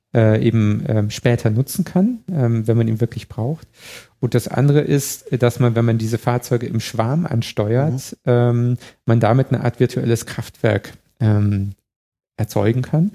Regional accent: Chiemgau, Bavaria, Germany; now in Berlin, Germany; ich komme aus dem Chiemgau, wenn ich zum nächsten See gefahren bin, bin ich über drei Hügel gefahren

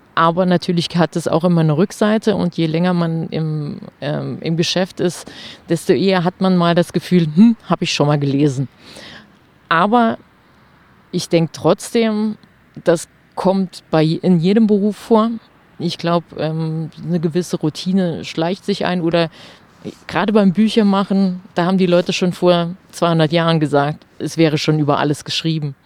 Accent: near Trier, Rhineland-Palatinate, Germany; moved away as an adult; also born or lived in Saarbrücken / Stuttgart / Freiburg; nach Trier gezogen. Also ganz in die Nähe meiner Heimat

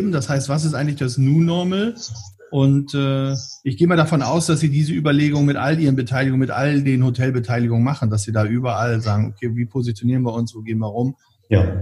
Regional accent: Bremen, Germany; nehmen wir mal das Beispiel meiner Heimatstadt in Bremen.

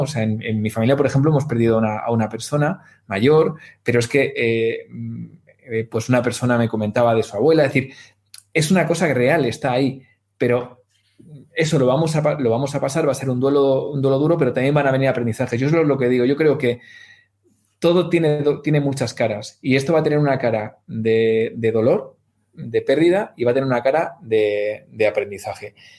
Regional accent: Spain; entre Guadalajara, Madrid y Valladolid, ¿no? Que es, es mi tierra

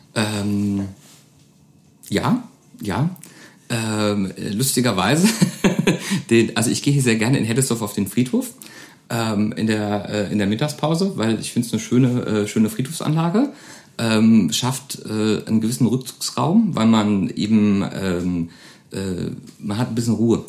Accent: Koblenz, Rhineland-Palatinate, Germany; now in Neuwied, Germany; in Grundschultagen sind wir oft ähm, von Koblenz nach Wied gefahren

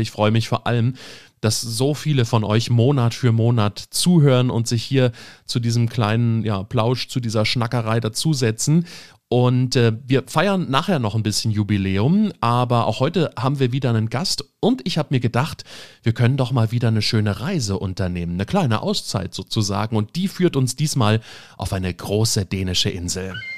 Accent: Germany; bei uns in Deutschland

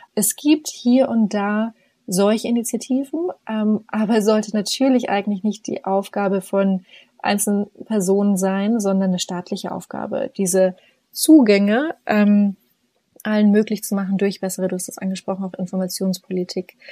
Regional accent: Upper Franconia, Bavaria, Germany; moved away as an adult; also born or lived in Oxford, England; ich bin hier gerade in diesem herrlichen kleinen 80 Einwohnerdorf, ähm, wo ich aufgewachsen bin

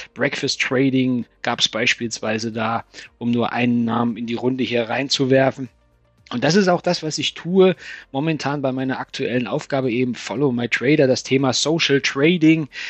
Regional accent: Thuringia, Germany; moved away as an adult; also born or lived in Stuttgart / Frankfurt am Main; now in Taunus, Germany; als Thüringer Kind, ich bin in Thüringen geboren

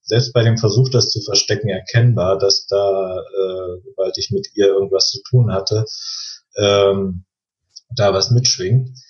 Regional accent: East Germany, Germany; das hat ein bisschen mit den Umständen zu tun, ich bin im Osten groß geworden und so weiter

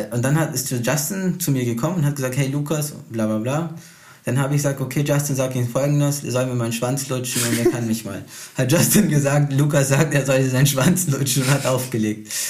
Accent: Brazil; Ich als Brasilianer, weißt du, man connectet sich halt auch gleich, man spricht oft die gleiche, man spricht die gleiche Sprache.

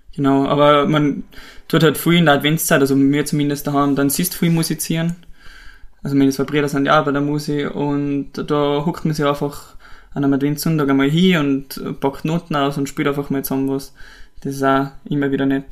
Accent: Pillerseetal, Tyrol, Austria; wir sind beide aufgewachsen in Billesetal, wohnen seit mittlerweile über 20 Jahren

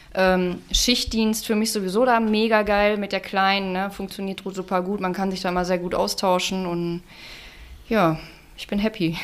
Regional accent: Unna district, North Rhine-Westphalia, Germany; moved away as an adult; now in Dorsten, Germany; ich komme aus dem Kreis Unna, bin vor zwei Jahren hier zugezogen

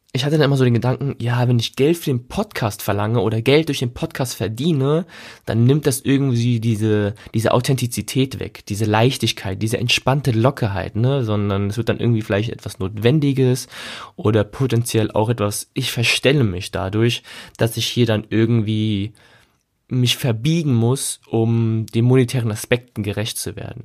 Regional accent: Germany; wir als Deutsche

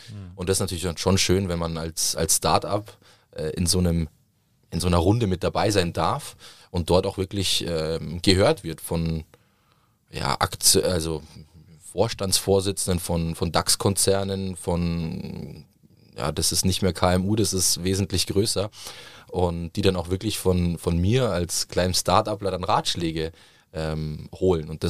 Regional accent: Southern Italy, Italy; ich komme aus Süditalien

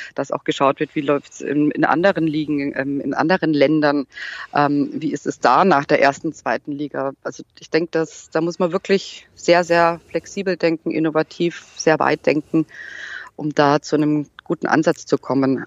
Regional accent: Munich, Bavaria, Germany; ich komme aus München

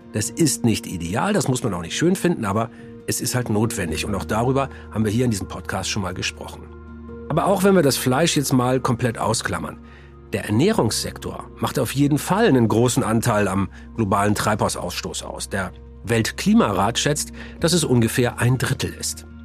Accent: Germany; hier bei uns in Deutschland

